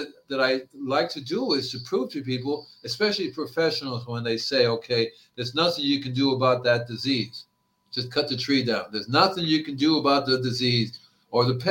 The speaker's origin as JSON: {"language": "English", "town": "Hialeah", "region": "Florida", "country": "United States", "tie": "born or raised there", "also_born_or_lived": "Fort Lauderdale, Florida / Gainesville, Florida", "moved": "as an adult", "lives_now": "California, United States", "said": "I grew up in the Hialeah, Florida"}